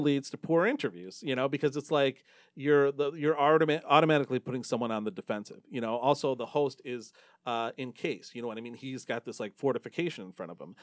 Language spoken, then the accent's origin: English; Novi, Michigan, United States; also born or lived in Dearborn Heights, Michigan; I grew up in Novi